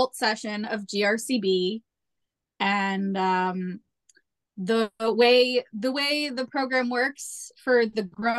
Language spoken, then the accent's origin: English; Massachusetts, United States; also born or lived in Boston / Ashland; I am actually born and raised in Massachusetts. I'm from the suburbs.